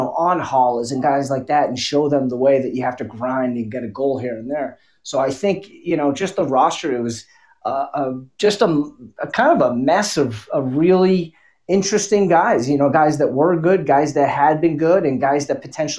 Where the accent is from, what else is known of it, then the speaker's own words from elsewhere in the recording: Boston, Massachusetts, United States; even though I'm from Boston